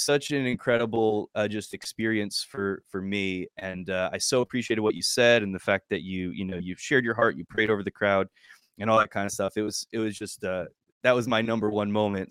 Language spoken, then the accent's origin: English; New Jersey, United States; I'm from New Jersey